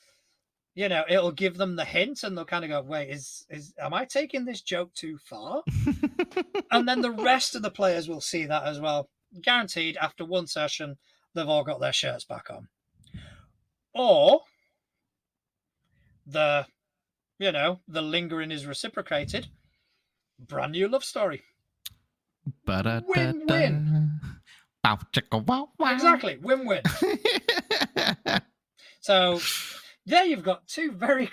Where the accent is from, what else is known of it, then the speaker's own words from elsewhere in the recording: Spain; now in United Kingdom; I grew up in Spain.